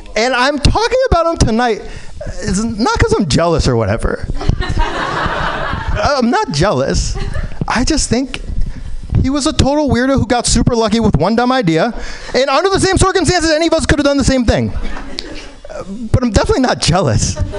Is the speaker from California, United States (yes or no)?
no; New York, United States; I was born in New York